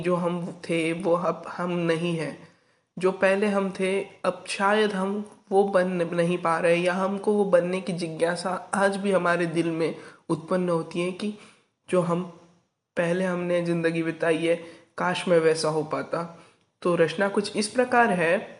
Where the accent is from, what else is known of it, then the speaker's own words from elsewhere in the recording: Arvi, Maharashtra, India; मैं आरवी निवासी राज्य महाराष्ट्र का रहने वाला हूँ